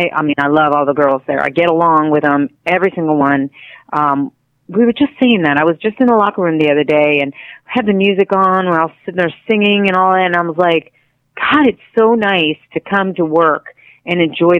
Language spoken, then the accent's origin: English; Spain; now in United States; And I came from Spain, and so I was different already. Mm-hmm. And so for me, it was a little tough when I first got here.